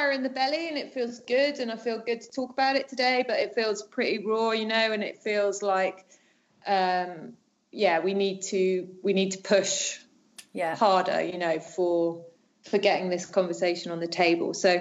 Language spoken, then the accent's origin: English; United Kingdom; moved away as an adult; now in France